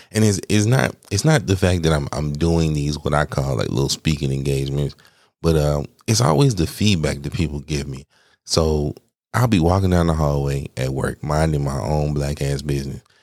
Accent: Atlanta, Georgia, United States; now in Arizona, United States; I'm from Atlanta

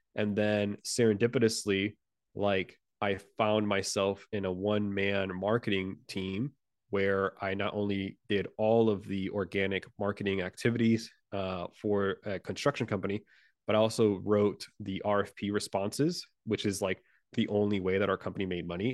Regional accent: Puerto Rico; English is a second language; moved away; I'm originally from Puerto Rico

